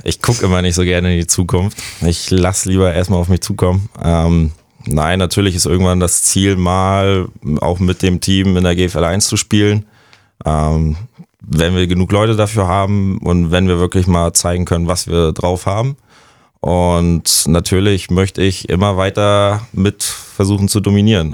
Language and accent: German; near Rostock, Mecklenburg-Vorpommern, Germany; mein Heimatort Passo, dicht bei Rostock.